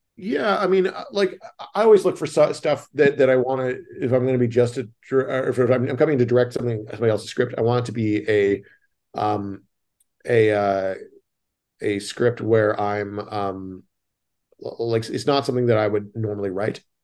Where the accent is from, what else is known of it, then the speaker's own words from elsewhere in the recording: Canada; moved away; I'm Canadian